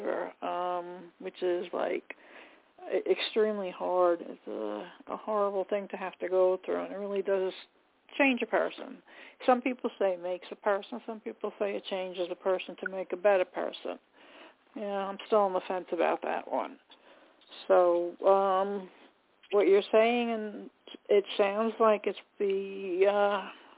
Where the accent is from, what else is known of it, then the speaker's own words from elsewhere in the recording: Long Island, New York, United States; I'm from Long Island myself